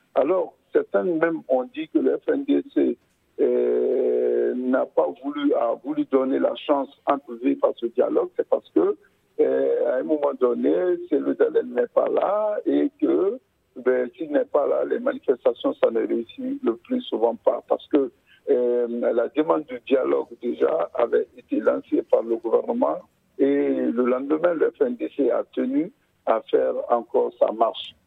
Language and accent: French; Guinea; quand on est guinéen